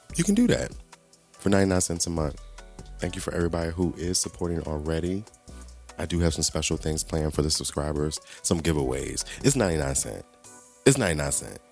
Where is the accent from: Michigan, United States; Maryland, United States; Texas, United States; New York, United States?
Maryland, United States; Southern; I grew up in Southern Maryland.